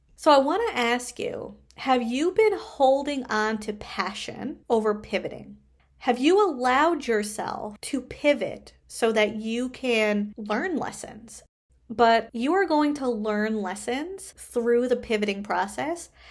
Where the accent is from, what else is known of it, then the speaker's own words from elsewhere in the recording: Canada; I am a Canadian social worker